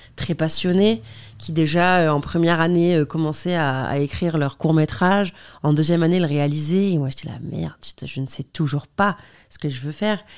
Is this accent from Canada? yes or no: no; Algeria; moved away as an adult; also born or lived in Paris, France; now in France; je viens d'Algérie, que j'étudie en Algérie